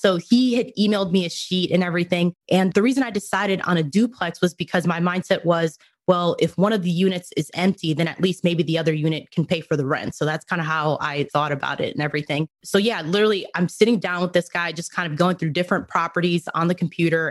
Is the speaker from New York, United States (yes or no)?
yes; New York, United States; moved away as an adult; also born or lived in Dominican Republic / Cleveland, Ohio / Rhode Island; now in Dallas-Fort Worth, United States; ended up moving to New York with my family. That's primarily where I grew up